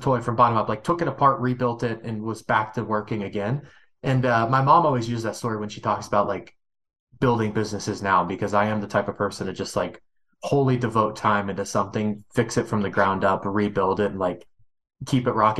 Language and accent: English; Kentucky, United States; I'm from Kentucky. People from Kentucky have accents, and my accent was so thick that I went to speech therapy to solve said accent.